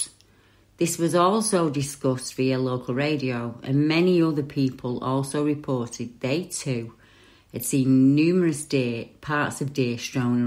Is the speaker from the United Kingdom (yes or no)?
yes; Salford, North West England, United Kingdom; Where I grew up in Salford